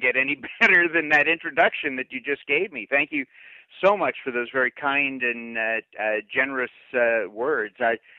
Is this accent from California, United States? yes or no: yes; Glendale, California, United States; also born or lived in Tulsa, Oklahoma; I was born in Tulsa, Oklahoma, so I could have grown up, you know, just working on a cattle ranch and driving a pickup truck and all that. But fortunately, God blessed me and moved me out to Glendale, California, when I was just 5 years old